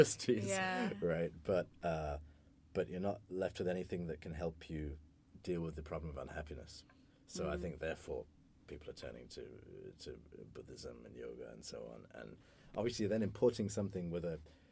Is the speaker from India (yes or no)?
no; United Kingdom; accent: British; being British